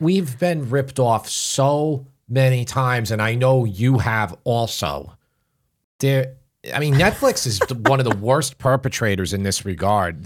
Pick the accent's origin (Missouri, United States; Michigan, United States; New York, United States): New York, United States; Long Island; out here, it is very insular and doesn't change. So that's why I sound like everybody I went to school with.